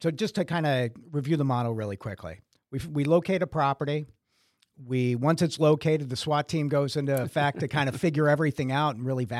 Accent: Brockton, Massachusetts, United States; I grew up in Brockton, Massachusetts.

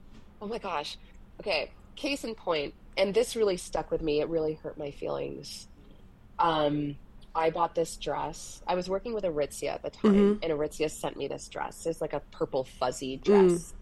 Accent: England, United Kingdom; born there; And the fact that I was born in England, so I have a bit of that inflection.

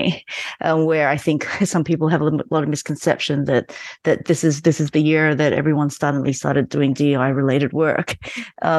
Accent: Australia; also born or lived in Malaysia; now in Berlin, Germany; I was born in Malaysia and moved to Australia when I was 9.

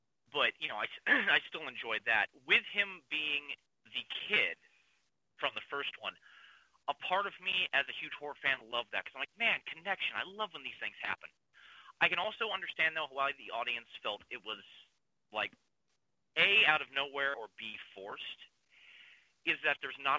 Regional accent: Kansas City, Missouri, United States; I was born and raised in Northeast Kansas City

